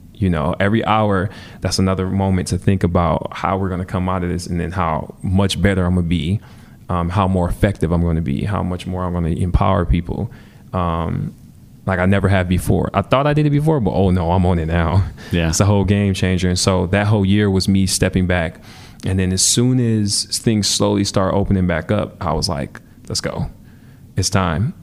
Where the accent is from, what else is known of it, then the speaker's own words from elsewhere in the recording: Milwaukee, Wisconsin, United States; growing up in Milwaukee